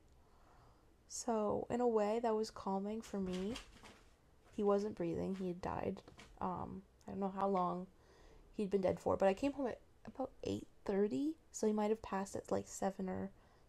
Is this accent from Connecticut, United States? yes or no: no; Marin, California, United States; I'm from Marin